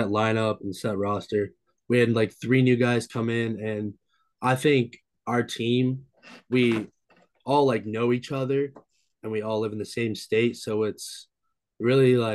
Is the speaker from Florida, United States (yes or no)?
no; North Olmsted, Ohio, United States; I attend St. Ignatius High School in Cleveland, Ohio, and I'm from North Olmsted, Ohio. I live in North Olmsted, Ohio